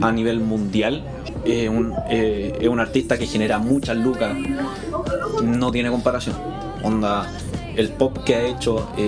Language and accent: Spanish; Chile; así como a nivel Sudamérica, porque nosotros somos de Chile.